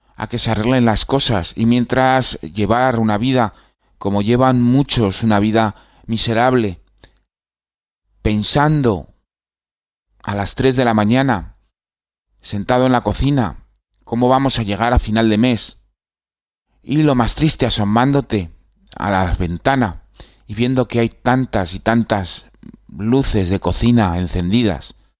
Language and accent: Spanish; Spain; moved away as an adult; Me fui de mi país harto, cansado, triste